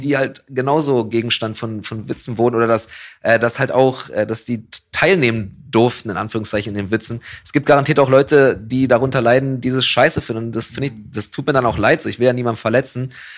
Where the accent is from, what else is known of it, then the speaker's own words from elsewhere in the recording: Berlin, Germany; als Berliner, und auch als jemand, der in Kreuzberg wohnt gerade